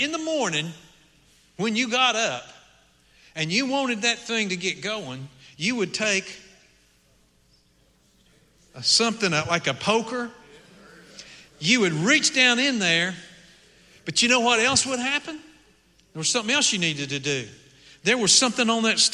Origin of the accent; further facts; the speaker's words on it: Appalachian Mountains, United States; moved away; I grew up in the Appalachian Mountains